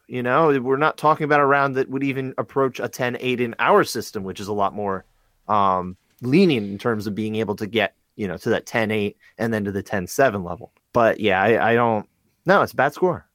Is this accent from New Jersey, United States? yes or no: yes; New Jersey, United States; I'm from Jersey